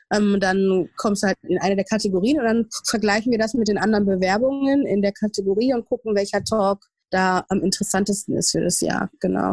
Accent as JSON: {"language": "German", "area": "Ruhr area", "region": "North Rhine-Westphalia", "country": "Germany", "tie": "born or raised there", "also_born_or_lived": "Essen / Ghana / New York", "moved": "as an adult", "lives_now": "Berlin, Germany", "said": "ich bin also eine Pottpflanze, ich komme aus dem Ruhrpott"}